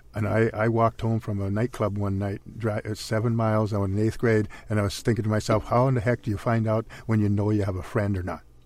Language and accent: English; Princeton, Minnesota, United States; my hometown is in Princeton, Minnesota